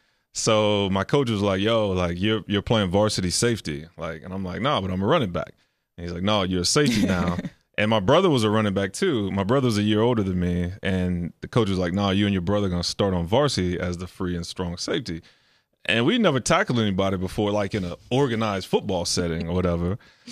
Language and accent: English; Texas, United States; so I grew up in Texas where football is king.